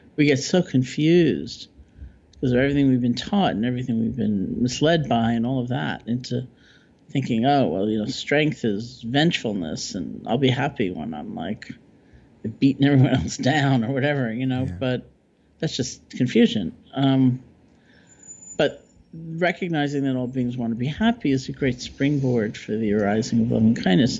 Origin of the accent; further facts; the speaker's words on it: New York, United States; I'm a New Yorker